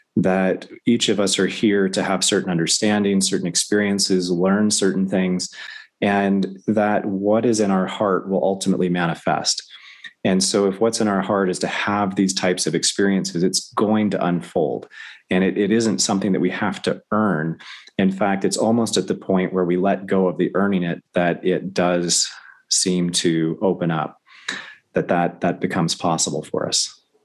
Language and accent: English; the South, United States; I grew up in the South